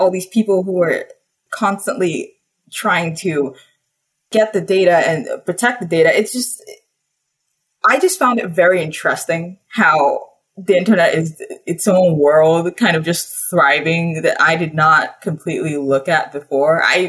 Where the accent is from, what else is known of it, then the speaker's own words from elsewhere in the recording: Nigeria; moved away as an adult; now in Urbana-Champaign, United States; I grew up in Nigeria, but I'm American